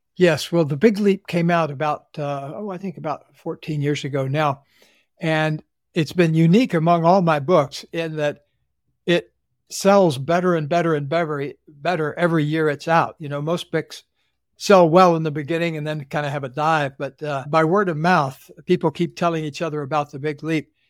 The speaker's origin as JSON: {"language": "English", "region": "Central Florida", "country": "United States", "tie": "born or raised there", "said": "I grew up in the Deep South in Central Florida"}